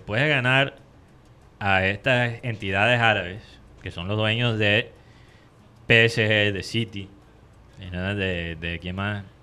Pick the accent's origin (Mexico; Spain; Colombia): Colombia; nosotros los colombianos